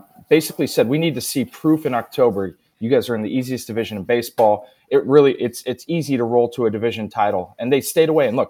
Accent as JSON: {"language": "English", "region": "Northern California", "country": "United States", "tie": "born or raised there", "moved": "yes", "said": "growing up in NorCal"}